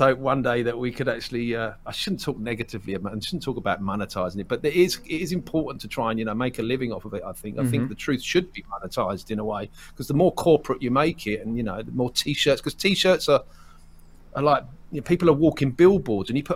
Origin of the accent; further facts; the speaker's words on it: Essex, East of England, United Kingdom; I'm from about 20 miles northeast of London, which is a place called Essex. I'm an Essex boy through and through